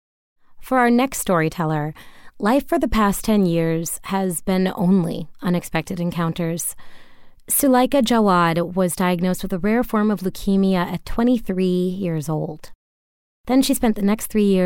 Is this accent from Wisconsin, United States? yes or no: yes; Milwaukee, Wisconsin, United States; shouting out my hometown, I'd be a Milwaukee Bruiser